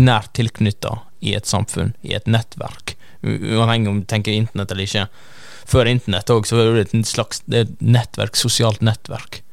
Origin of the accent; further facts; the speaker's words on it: Norway; oss som nordmenn